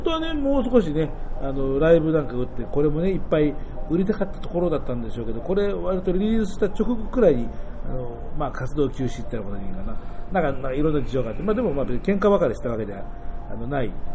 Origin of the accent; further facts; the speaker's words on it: Tokyo, Japan; 僕はほらもともとが東京の生まれなんで